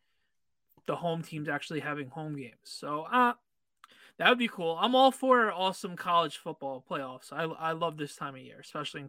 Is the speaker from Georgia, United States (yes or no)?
yes; Georgia, United States; I'm from Georgia